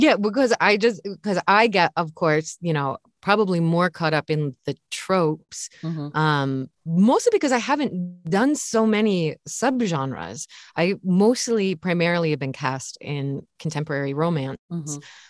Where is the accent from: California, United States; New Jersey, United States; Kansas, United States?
Kansas, United States; Or the other one, I grew up in Kansas.